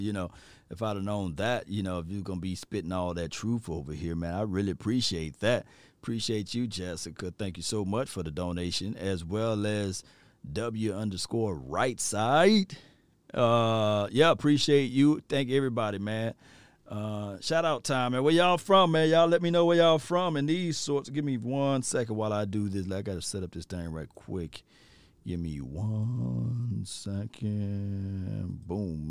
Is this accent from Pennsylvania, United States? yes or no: no; Natchez, Mississippi, United States; my hometown, Natchez, Mississippi